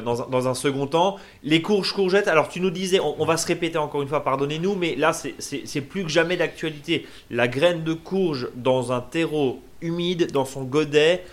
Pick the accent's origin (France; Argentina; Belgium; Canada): France; Alsace, Grand Est; chez nous en Alsace